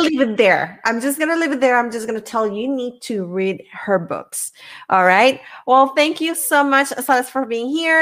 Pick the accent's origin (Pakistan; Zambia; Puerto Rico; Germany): Puerto Rico; I'm from Puerto Rico